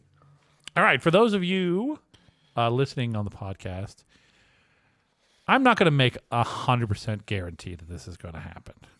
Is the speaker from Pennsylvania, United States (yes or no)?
no; Lynchburg, Virginia, United States; My hometown is Lynchburg, Virginia.